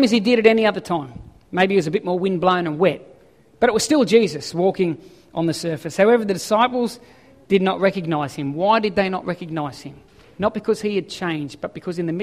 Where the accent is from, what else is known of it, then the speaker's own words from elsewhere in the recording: Ballina, New South Wales, Australia; moved away; I come from Ballina. Yes, I surfed as a kid